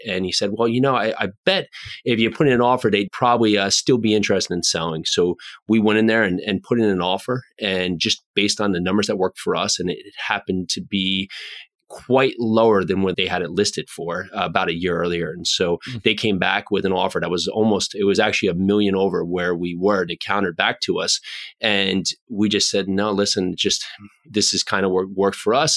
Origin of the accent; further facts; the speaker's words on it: New Jersey, United States; friends I grew up with here in New Jersey